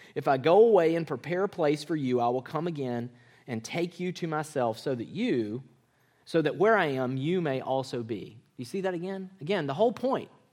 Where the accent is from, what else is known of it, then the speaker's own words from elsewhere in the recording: Mississippi, United States; moved away; I grew up in Mississippi